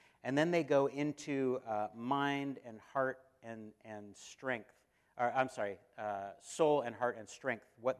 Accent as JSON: {"language": "English", "country": "United States", "said": "we, as American Christians"}